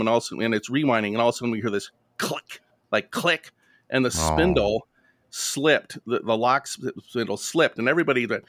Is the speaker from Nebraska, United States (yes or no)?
no; Binghamton, New York, United States; moved away; also born or lived in Goleta, California / Montana / Minneapolis, Minnesota; where are you from? I said, Binghamton, New York.